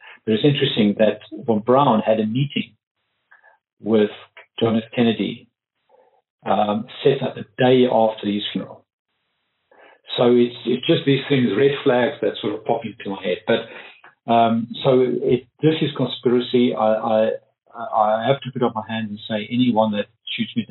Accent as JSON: {"language": "English", "town": "Pretoria", "region": "Gauteng", "country": "South Africa", "tie": "born or raised there", "said": "I'm from Pretoria, South Africa, heart of apartheid"}